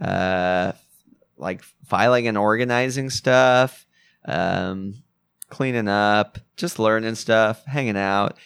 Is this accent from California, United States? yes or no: yes; Fullerton, California, United States; also born or lived in New Jersey; I grew up in Fullerton.